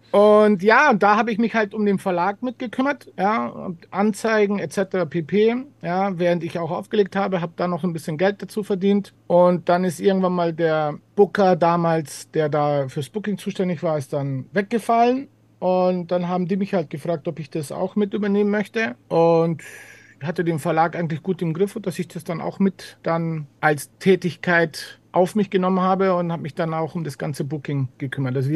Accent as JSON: {"language": "German", "town": "Ingolstadt", "region": "Bavaria", "country": "Germany", "tie": "born or raised there", "lives_now": "Munich, Germany", "said": "Es war in Ingolstadt, in meiner Heimatstadt."}